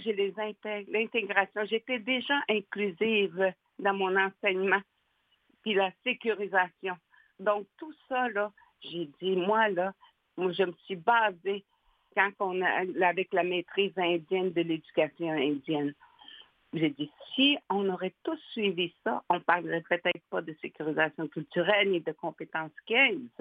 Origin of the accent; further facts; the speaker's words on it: Natashquan, Quebec, Canada; moved away as an adult; also born or lived in Uashat / Pessamit; je suis native de Natashquan